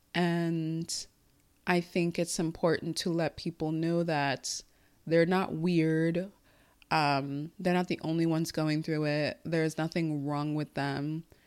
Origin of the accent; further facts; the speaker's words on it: United States; first language Igbo; English is a second language; I speak English at the level that I do as an American because I speak it every day